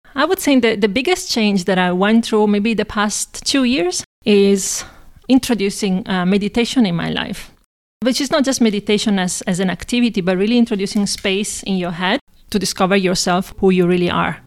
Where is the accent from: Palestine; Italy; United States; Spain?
Italy; Padua, Veneto; now in Prague, Czech Republic; I was born in Italy, in a town called Padova, or Padova, which is close to Venice